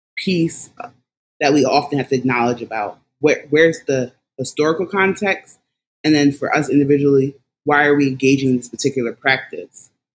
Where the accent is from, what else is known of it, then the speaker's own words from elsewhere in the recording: Philadelphia, Pennsylvania, United States; also born or lived in Washington, D.C. area; I am a native of Philadelphia. I'm from Philadelphia, have lived there majority of my life